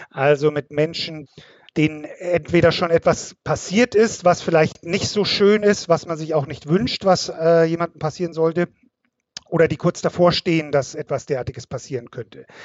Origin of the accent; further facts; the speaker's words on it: Munich, Bavaria, Germany; born there; Ich komme gebürtig aus München, also von äh, ein bisschen weiter her, auch wenn man mir das äh, nicht unbedingt sofort anhört.